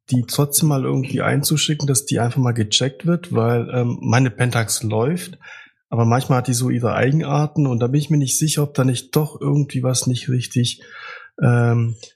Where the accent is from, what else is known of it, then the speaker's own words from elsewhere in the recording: Freiburg, Baden-Württemberg, Germany; also born or lived in Russia; Russland. Aber ich komme aus Freiburg, ja.